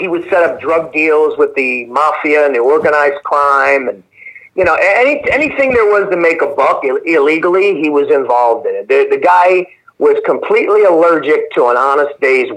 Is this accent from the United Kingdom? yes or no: no; Philadelphia, Pennsylvania, United States; I was born in South Philadelphia, 1974, Pennsylvania Hospital. And I grew up there.